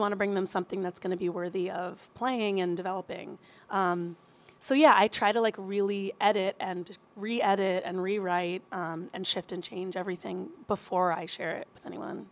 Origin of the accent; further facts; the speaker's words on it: Princeton, New Jersey, United States; moved away as an adult; also born or lived in Bronx, New York; now in Queens, New York, United States; born in the Bronx, raised in Jersey, stay pretty close.